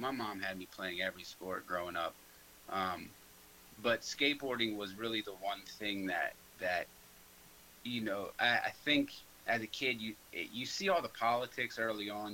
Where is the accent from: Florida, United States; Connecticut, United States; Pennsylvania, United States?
Pennsylvania, United States; Norristown; I grew up in Norristown.